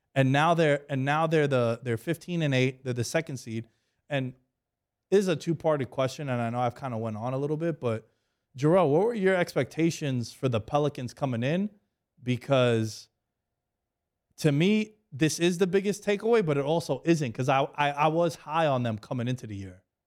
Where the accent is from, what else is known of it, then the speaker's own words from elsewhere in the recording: New York, United States; I'm from New York